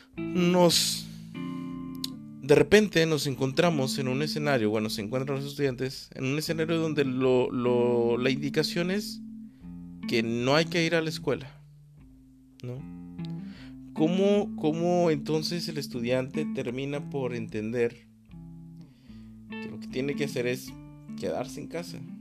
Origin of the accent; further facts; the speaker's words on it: Mexico; mi país México